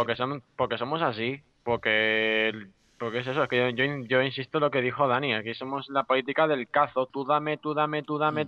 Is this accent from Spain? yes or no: yes; Badajoz, Extremadura, Spain; como somos de Badajoz